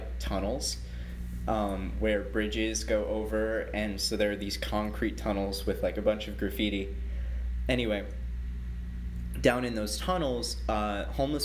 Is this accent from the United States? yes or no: yes; Illinois, United States; moved away; where I grew up in Illinois